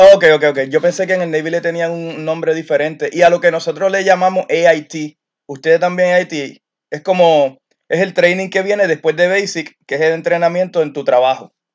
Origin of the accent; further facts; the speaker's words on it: Carolina, Puerto Rico; moved away as an adult; now in Alaska, United States; somos los de Carolina